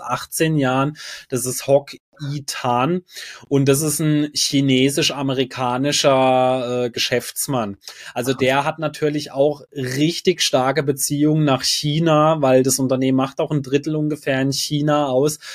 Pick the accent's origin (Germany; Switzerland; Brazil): Germany; Freiburg, Baden-Württemberg; bei uns in Freiburg